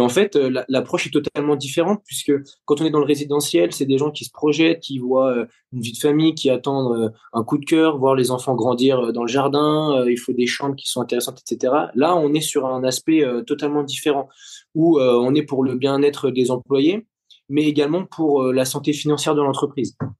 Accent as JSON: {"language": "French", "town": "Neufchâteau", "region": "Grand Est", "country": "France", "tie": "born or raised there", "also_born_or_lived": "Lyon", "moved": "as an adult", "lives_now": "Sofia, Bulgaria", "said": "j'ai grandi dans les Vosges euh, je suis je suis originaire donc des Vosges j'ai été jusqu'à, jusqu'à mes 18 ans jusqu'à mon bac à Neufchâteau"}